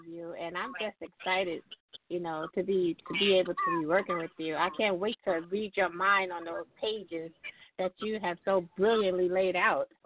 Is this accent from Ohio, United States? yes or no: no; York, Alabama, United States; now in Tuscaloosa, United States; I'm originally from York, Alabama, but now I reside in Tuscaloosa